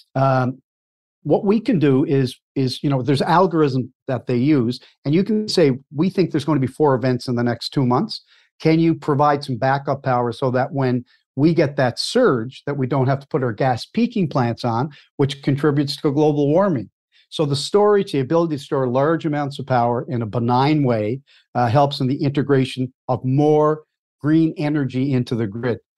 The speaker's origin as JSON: {"language": "English", "area": "Cape Breton Island", "region": "Nova Scotia", "country": "Canada", "tie": "born or raised there", "also_born_or_lived": "Halifax, Nova Scotia", "said": "I was born and raised in Cape Breton Island, Nova Scotia"}